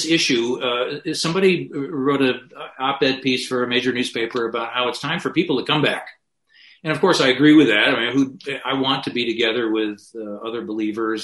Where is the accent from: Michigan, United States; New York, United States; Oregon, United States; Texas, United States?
Michigan, United States; Grand Rapids; which is in my hometown